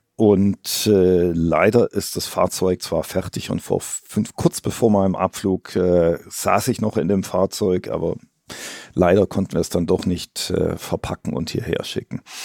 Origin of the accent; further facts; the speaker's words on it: Stuttgart region, Baden-Württemberg, Germany; moved away as an adult; now in Shanghai, China; ich bin aus der Region Stuttgart eigentlich